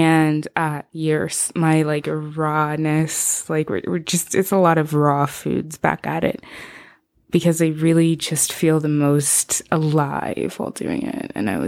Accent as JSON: {"language": "English", "country": "Zimbabwe", "tie": "born or raised there", "first_language": "Shona", "second_language": "English", "said": "I'm from Zimbabwe originally. That's where I'm from. That's where I was born. But we speak Shona in the house."}